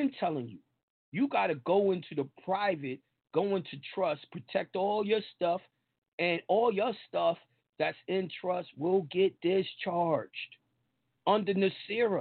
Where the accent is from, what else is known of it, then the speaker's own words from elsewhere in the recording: New York, United States; I'm from New York